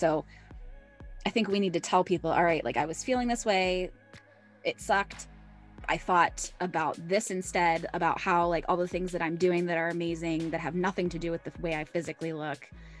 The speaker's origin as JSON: {"language": "English", "country": "United States", "said": "as an American woman"}